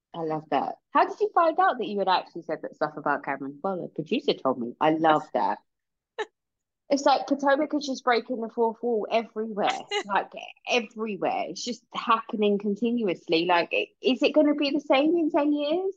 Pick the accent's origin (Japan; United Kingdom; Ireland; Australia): United Kingdom; England; we're English.